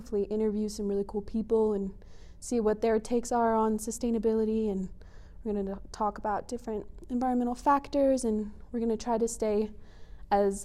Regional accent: Colorado Springs, Colorado, United States; I grew up in Colorado Springs. I was born there, raised there my whole life

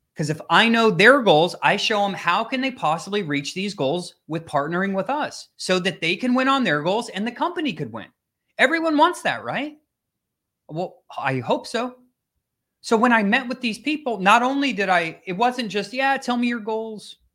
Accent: Minnesota, United States; now in Florida, United States; I grew up in Minnesota

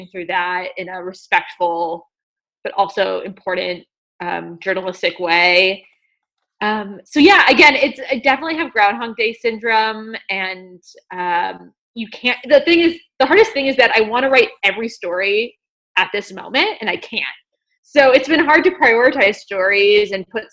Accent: Evanston, Illinois, United States; I grew up outside of Chicago in Evanston, Illinois

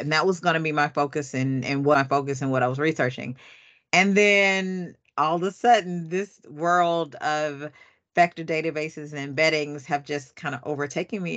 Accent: Atlanta, Georgia, United States; I'm from Atlanta

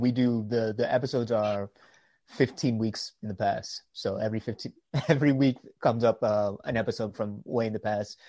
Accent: United States; I'm from the States. So yeah, I'm out in. From all over in the States.

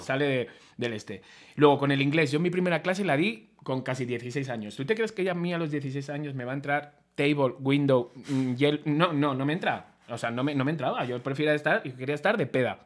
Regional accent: Spain; soy español

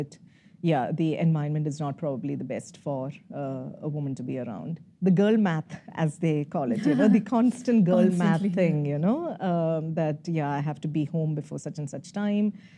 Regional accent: Kerala, India; moved away as an adult; also born or lived in Kottayam / Karnataka / Rajasthan; now in Bangalore, India; being a Malayali and growing up in Kerala is a mixed bag

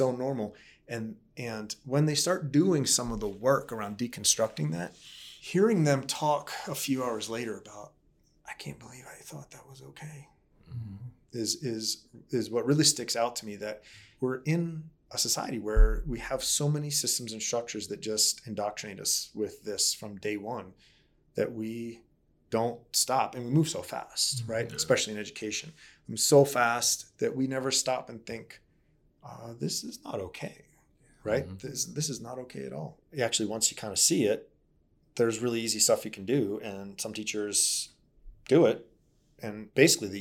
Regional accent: Baltimore, Maryland, United States; I grew up in Baltimore

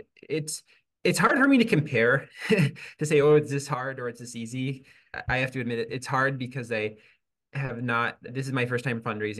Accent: Syracuse, New York, United States; I'm from Syracuse

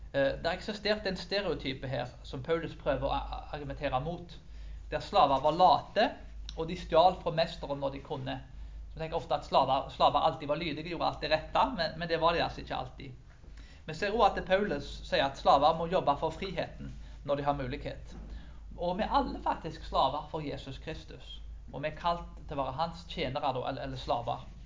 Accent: Karmøy, Rogaland, Norway; på bygda på Karmøyene der jeg vokste opp

